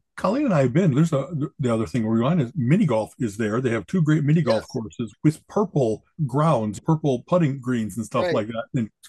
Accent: Chicago, Illinois, United States; because I came from Chicago, I never had a chance to try whatever the kind of Cleveland local stuff is.

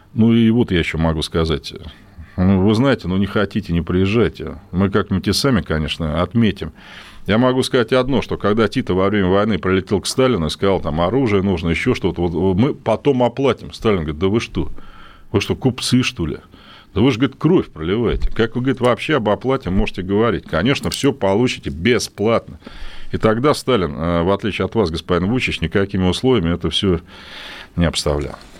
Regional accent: Russia; я тоже ведь россиянин

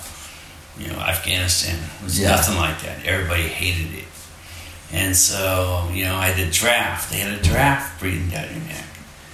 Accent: Cupertino, California, United States; also born or lived in Coral Gables, Florida / Michigan; And then came to California when I was 9.

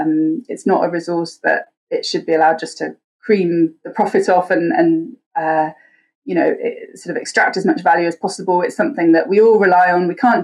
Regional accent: England, United Kingdom

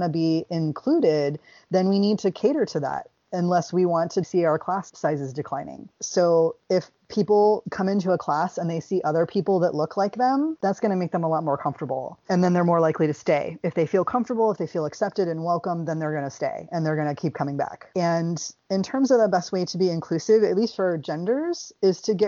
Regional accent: the South, United States; I grew up in the South, so y'all works fine

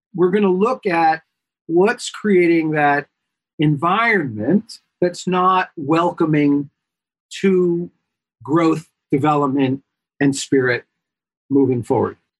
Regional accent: New York, United States; I am a New Yorker by trade, by heart, by birth

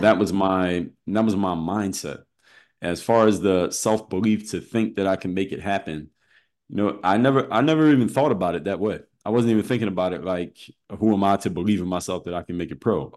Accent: Philadelphia, Pennsylvania, United States; I'm from Philadelphia

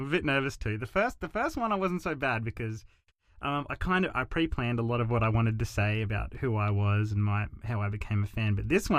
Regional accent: Australia; I'm an Australian … fan.

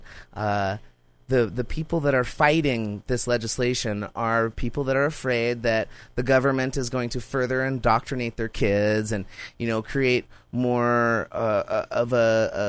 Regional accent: Montana, United States; also born or lived in Alaska; I moved back from Alaska, you know, in sixth grade. When I came to schools in Montana

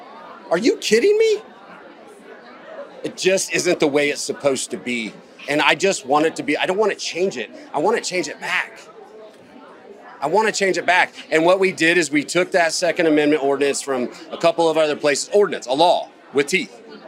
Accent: Myrtle Beach, South Carolina, United States; my hometown

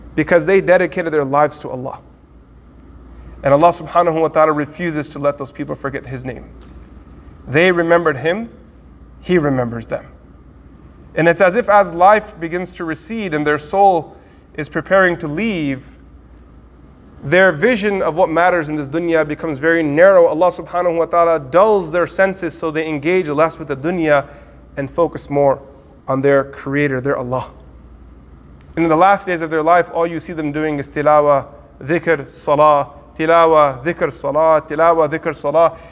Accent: United States; from America

